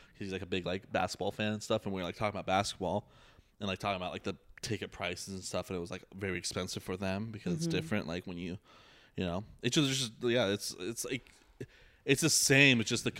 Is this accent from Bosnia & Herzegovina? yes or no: yes; Bosnia & Herzegovina; I'm white and I'm from Bosnia.